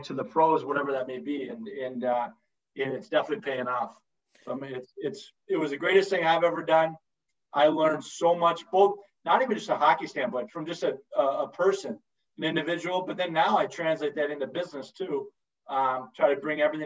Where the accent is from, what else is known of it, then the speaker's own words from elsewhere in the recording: United States; being an American